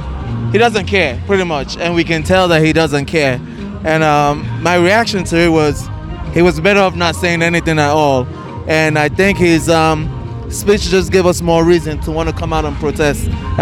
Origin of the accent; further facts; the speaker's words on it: Nigeria; now in United States; Because I'm a Nigerian.